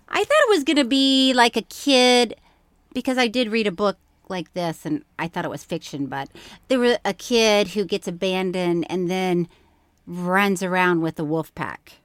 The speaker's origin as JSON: {"language": "English", "region": "Florida", "country": "United States", "tie": "born or raised there", "said": "I grew up with, in Florida"}